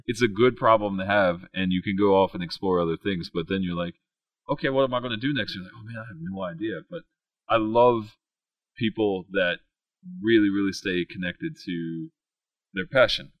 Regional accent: West Virginia, United States; I grew up in West Virginia, like went from K to 12 in West Virginia, then then did my undergrad and my master's degree there

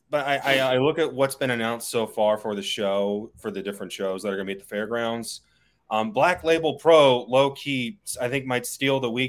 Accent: Kansas City, United States; you say I'm from Nashville, and I'm not. I'm from Kansas City.

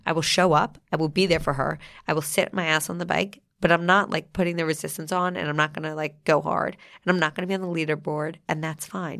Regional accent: New Jersey, United States; moved away; I'm from New Jersey

